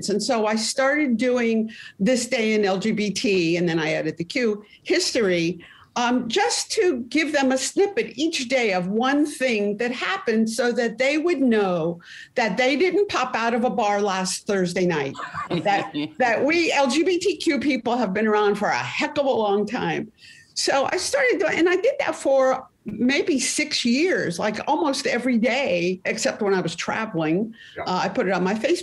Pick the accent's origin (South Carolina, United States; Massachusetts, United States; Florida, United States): Florida, United States; I'm from Florida